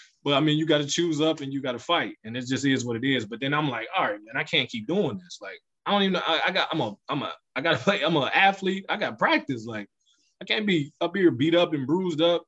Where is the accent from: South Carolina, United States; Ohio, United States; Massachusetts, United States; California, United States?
Ohio, United States; Youngstown; Growing up in Youngstown in the 90s was extremely hard